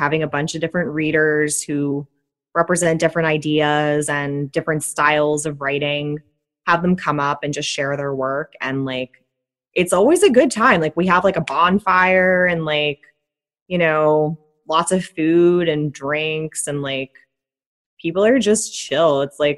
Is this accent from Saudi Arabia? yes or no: no; Philadelphia, Pennsylvania, United States; accent: Philadelphian; also born or lived in England; I sound like a Philadelphian speaking Spanish